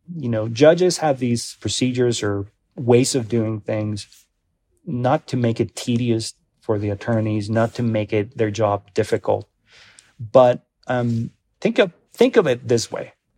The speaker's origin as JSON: {"language": "English", "country": "Mexico", "also_born_or_lived": "Denver", "moved": "yes", "lives_now": "Colorado, United States", "said": "I'm an immigrant, I'm from Mexico, I'm a naturalized citizen"}